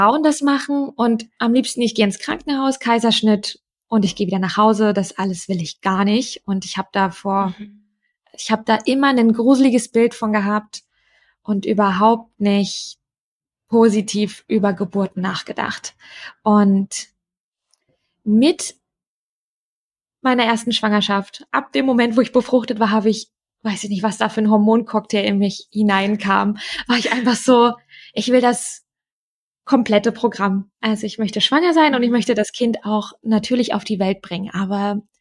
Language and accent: German; Brandenburg, Germany; Ich komme aus der Nähe von Berlin ursprünglich.